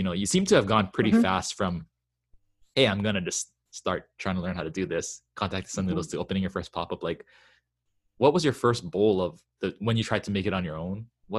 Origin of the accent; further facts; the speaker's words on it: Hawaii, United States; I'm in Hawaii. I'm from Hawaii too.